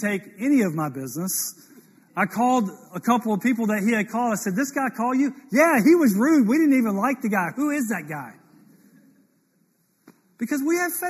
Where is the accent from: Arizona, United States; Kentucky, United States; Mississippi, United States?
Mississippi, United States; I was born in Mississippi